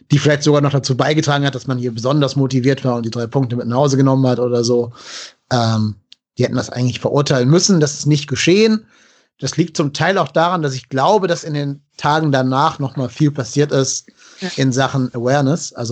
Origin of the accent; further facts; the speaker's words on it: Cologne, North Rhine-Westphalia, Germany; weil wir als Kölner ja eh Probleme mit Gladbach haben.